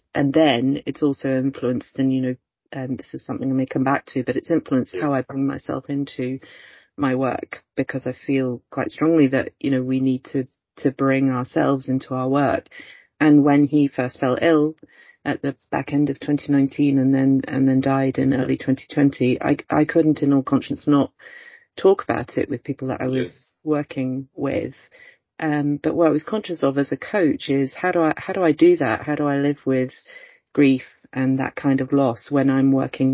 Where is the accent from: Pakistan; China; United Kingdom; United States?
United Kingdom; Oxford, South East England; moved away as an adult; now in Stirling, United Kingdom; I originally come from Oxford and was born and brought up in Oxford, but my family is Welsh and Irish